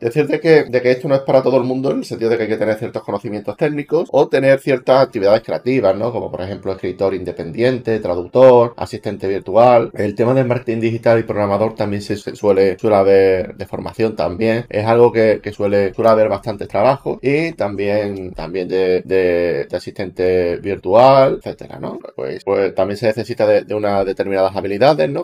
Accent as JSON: {"language": "Spanish", "country": "Spain", "said": "mi país, en España"}